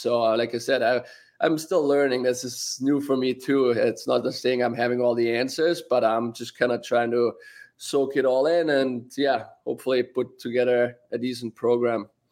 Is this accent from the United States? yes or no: no; Austria; moved away